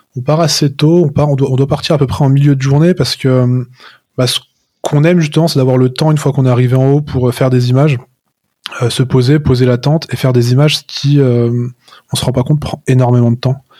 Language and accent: French; Chamonix, Auvergne-Rhône-Alpes, France; je suis né à Chamonix, donc euh, je suis né au pied du Mont Blanc